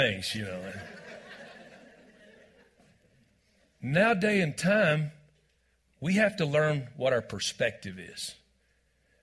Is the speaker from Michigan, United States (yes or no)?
no; Texas, United States; moved away as an adult; also born or lived in Branson, Missouri; I am originally from Texas